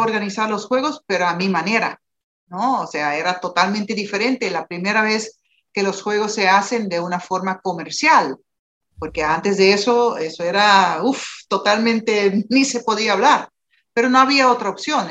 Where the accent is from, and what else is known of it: Aruba